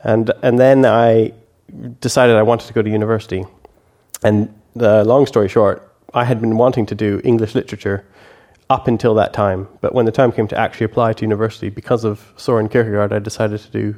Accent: Canada; moved away as an adult; now in United Kingdom; for 20 years. And before that, I lived in Canada.

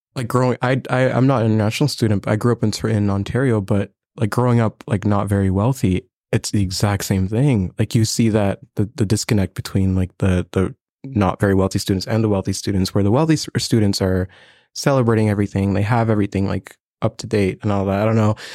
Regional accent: Burundi; now in Lethbridge, Canada; I'm from Burundi. It's a small country in East Africa, right next to Rwanda

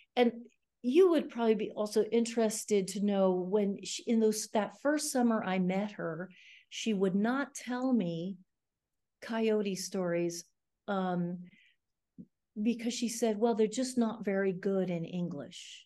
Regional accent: Gainesville, Florida, United States; also born or lived in New York City; grew up really in Florida, in Gainesville, Florida

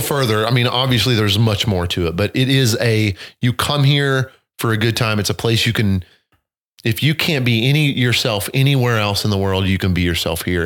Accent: southern Missouri, United States; I grew up in the country, you know, running through streams and rivers in southern Missouri

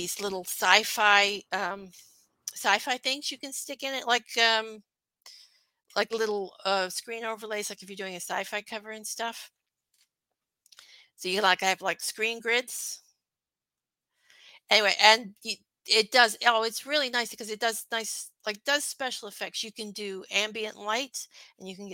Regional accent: Canada; I'm Canadian

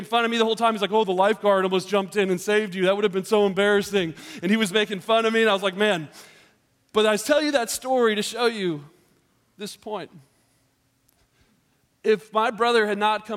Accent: Georgia, United States; moved away; I grew up in Georgia, which is another state that's very warm in the summertime

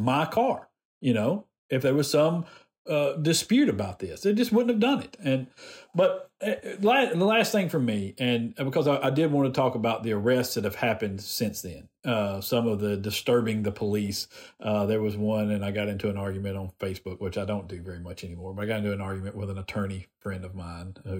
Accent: Decatur, Alabama, United States; I grew up in Decatur.

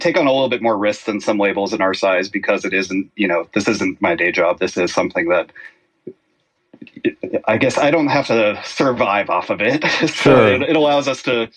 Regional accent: the South, United States; Growing up in the South, grew up in a very religious household

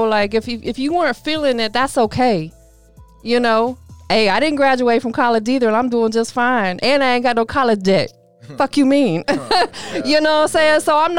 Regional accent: Tampa, Florida, United States; also born or lived in Clearwater, Florida; that's my hometown area as well. I was born in Tampa, grew up in there, but I graduated from Clearwater, moved back to Tampa, you know, kind of moved around and everything like that.

